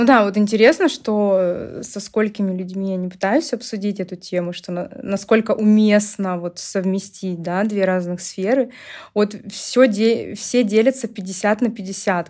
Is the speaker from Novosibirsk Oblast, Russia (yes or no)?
yes; Novosibirsk, Novosibirsk Oblast, Russia; у меня даже была своя небольшая студия танцев в Новосибирске, откуда я родом